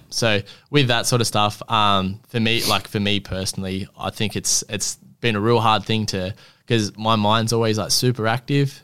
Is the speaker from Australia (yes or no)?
yes; Gold Coast, Queensland, Australia; I'm twenty-four, I'm from the Gold Coast